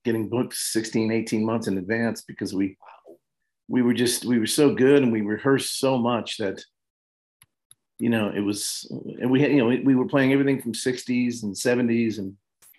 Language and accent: English; Levittown, New York, United States; I grew up in Levittown, New York